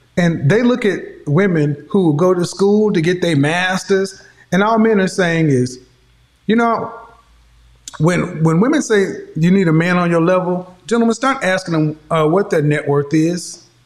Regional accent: Oklahoma, United States; I'm from Oklahoma

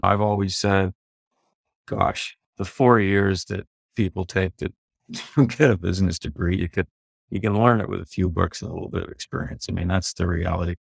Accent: Prince Edward Island, Canada; I grew up in Prince Edward Island

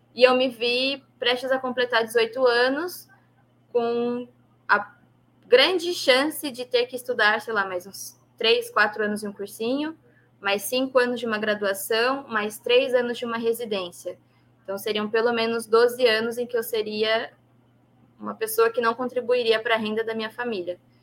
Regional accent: São Paulo, Brazil; eu nasci na Zona Oeste de São Paulo, na capital mesmo

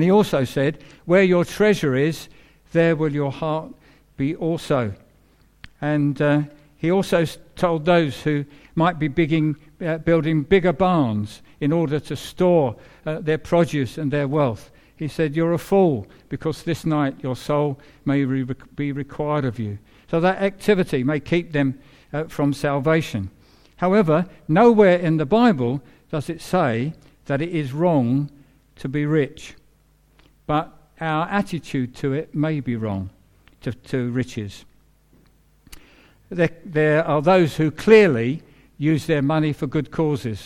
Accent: England, United Kingdom; So I'm an Englishman, but I'm a believer who happens to be an Englishman.

